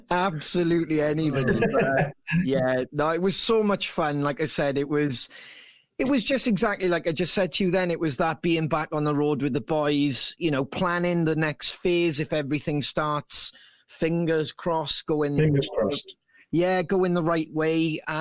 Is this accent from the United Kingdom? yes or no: yes; United Kingdom; we're British